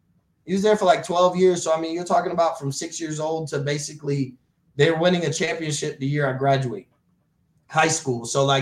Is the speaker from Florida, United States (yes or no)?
yes; Florida, United States; I'm from Florida